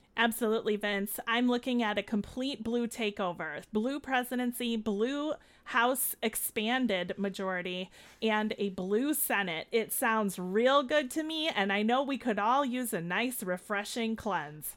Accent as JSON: {"language": "English", "town": "Chicago", "region": "Illinois", "country": "United States", "accent": "Chicago", "said": "we're here in Chicago, as my accent always tells everyone"}